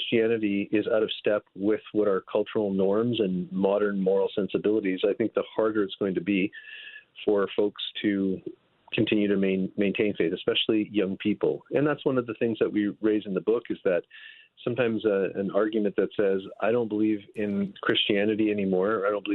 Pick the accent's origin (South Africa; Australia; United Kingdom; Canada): Canada; Northern Ontario; now in California, United States; I'm from Northern Ontario in Canada. I've lived almost my whole life there